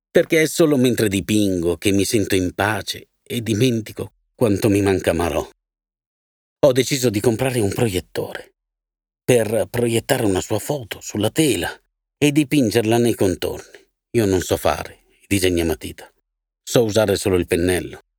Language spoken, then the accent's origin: Italian; Palermo, Sicily, Italy; born there; sono nato a Palermo il 5 febbraio del 1940.